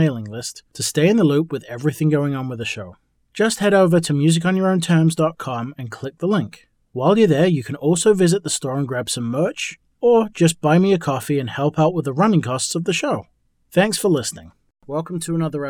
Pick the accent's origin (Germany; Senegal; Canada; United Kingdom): United Kingdom; England; moved away; I'm from England originally